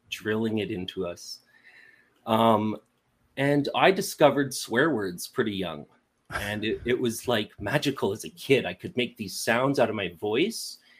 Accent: Montreal, Quebec, Canada; born or raised there; also born or lived in Winnipeg, Manitoba

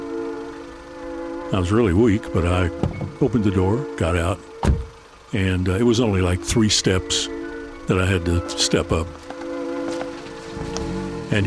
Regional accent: Paintsville, Kentucky, United States; my hometown of Paintsville

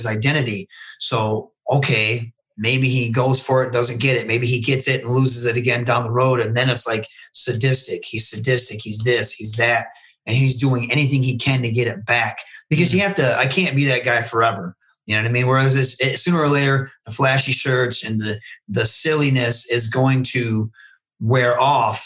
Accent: Michigan, United States; if you look at Michigan, you have the Machine Guns, you have Rhino, you have Kevin Nash, you have Sabu, you have RVD, you have the Steiner Brothers, you have myself

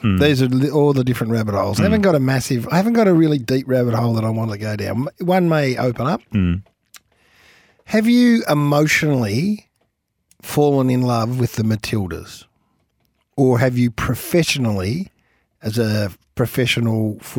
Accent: Australia; as an Australian sports lover

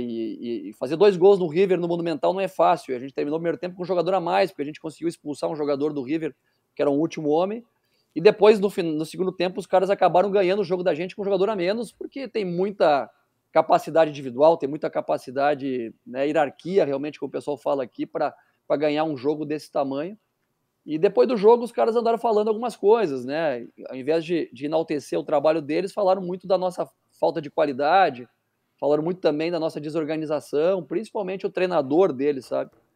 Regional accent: Brazil; a gente como brasileiros

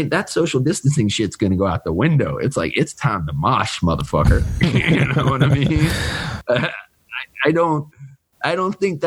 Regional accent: Richmond, Virginia, United States; Richmond, from my hometown

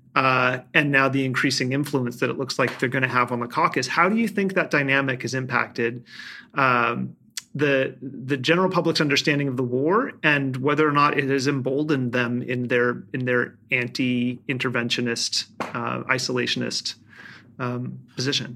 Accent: Nevada, United States; moved away; Nevada, my home state

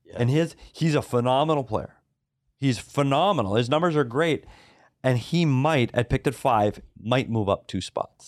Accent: Minnesota, United States; I'm from Minnesota.

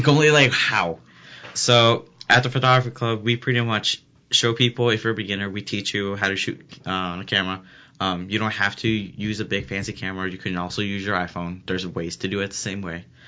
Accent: Elgin, Illinois, United States

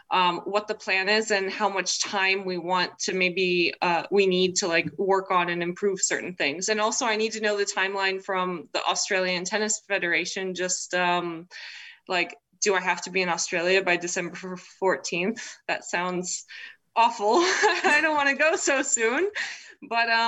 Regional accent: United States; also born or lived in Czech Republic; I was born there, but my parents already lived in the States at the time

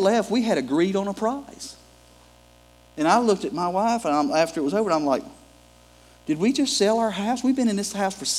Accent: Gulf Coast, United States; moved away; I'm originally from the Gulf Coast.

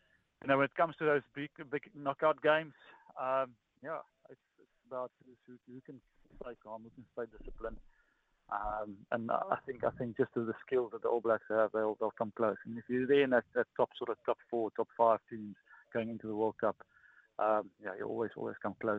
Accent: South Africa; As a South African, when you're born and when you grow up, your dad, when you go to your first scan, he'll ask

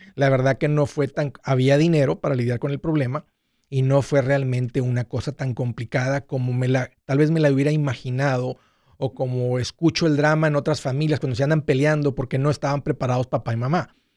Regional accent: Matamoros, Tamaulipas, Mexico; also born or lived in South Padre Island, Texas; yo, crecí en Matamoros, en la playa Bagdad, y luego del lado americano en South Padre Island

